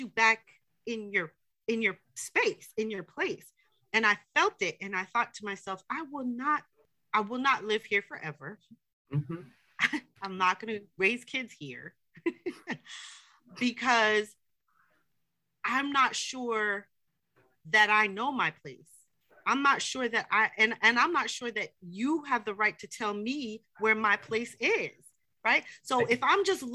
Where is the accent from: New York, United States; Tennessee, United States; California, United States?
New York, United States; moved away as an adult; also born or lived in Atlanta; I lived in Atlanta, so I'm from New York.